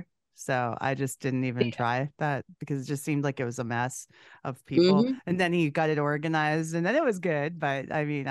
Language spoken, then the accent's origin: English; Canada; I'm a Canadian girl.